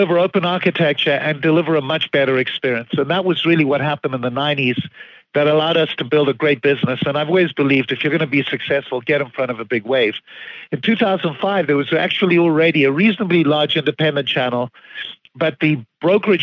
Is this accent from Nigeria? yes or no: no; Zimbabwe; moved away as an adult; now in United States; Obviously, I have a bit of an accent. I grew up in Zimbabwe